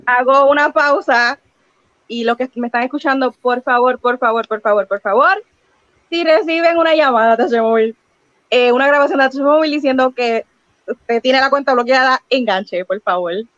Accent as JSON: {"language": "Spanish", "town": "Carolina", "country": "Puerto Rico", "tie": "born or raised there", "also_born_or_lived": "Manatí", "said": "toda mi vida he vivido en Carolina"}